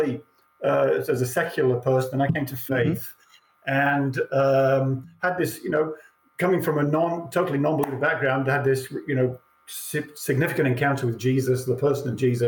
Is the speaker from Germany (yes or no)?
no; England, United Kingdom; moved away; I was born and raised in England